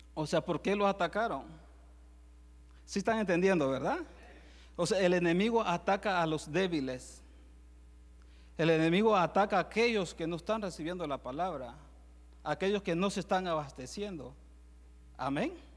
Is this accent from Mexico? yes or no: no; El Salvador; yo soy de Salvador también